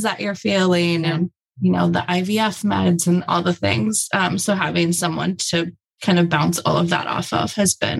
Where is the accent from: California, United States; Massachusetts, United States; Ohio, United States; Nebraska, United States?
Ohio, United States; Cincinnati; I grew up in Cincinnati